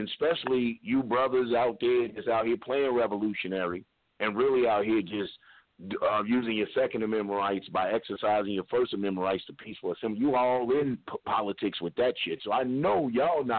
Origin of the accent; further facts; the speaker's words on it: Louisville, Kentucky, United States; moved away; I'm from Louisville. You know, I'm originally a Kentuckian